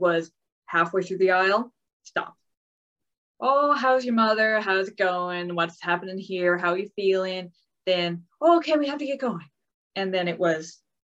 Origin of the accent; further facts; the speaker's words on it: Springdale, Newfoundland and Labrador, Canada; moved away as an adult; also born or lived in Wolfville, Nova Scotia; I'm from Springdale, which is a very small town, 3,000 people at last count